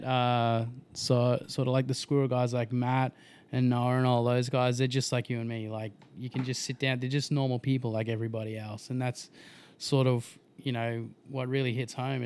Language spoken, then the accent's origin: English; Logan, Queensland, Australia; from Logan